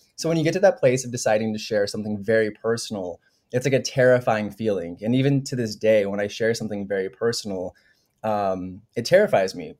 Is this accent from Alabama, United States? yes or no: no; Denver, Colorado, United States; moved away as an adult; also born or lived in New York; I'm from Denver, Colorado originally